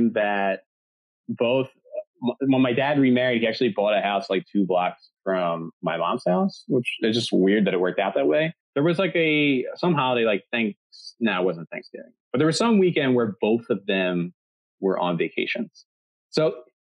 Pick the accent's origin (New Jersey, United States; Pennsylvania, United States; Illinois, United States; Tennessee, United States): Pennsylvania, United States; Delaware County outside of Philadelphia; I grew up in Delaware County outside of Philadelphia